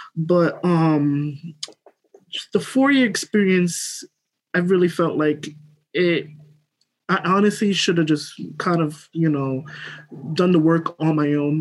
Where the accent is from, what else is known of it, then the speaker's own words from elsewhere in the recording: New York City, New York, United States; I'm from Brooklyn, New York. Um, grew up, born here